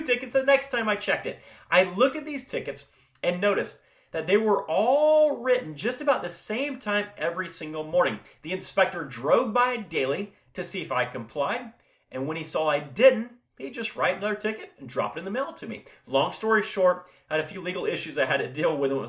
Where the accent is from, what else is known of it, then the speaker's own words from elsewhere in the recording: Florida, United States; I'm located in Florida, born and raised here